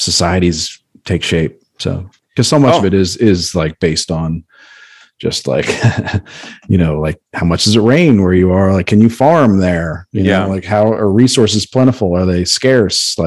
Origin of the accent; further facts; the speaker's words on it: United States; growing up in America